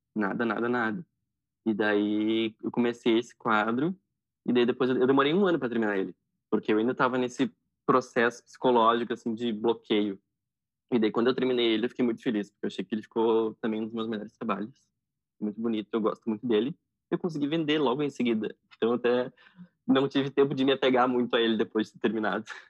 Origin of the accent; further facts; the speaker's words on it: Porto Alegre, Rio Grande do Sul, Brazil; Eu nasci em Porto Alegre e atualmente moro em Porto Alegre também.